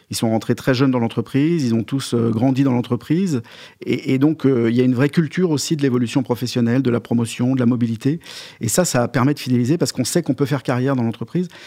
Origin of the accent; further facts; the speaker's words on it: Lyon, Auvergne-Rhône-Alpes, France; Non, non, je suis lyonnais.